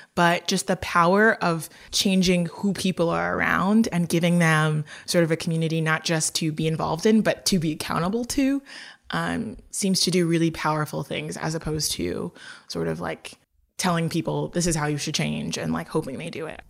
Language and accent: English; Lagos, Nigeria; I'm from Lagos, Nigeria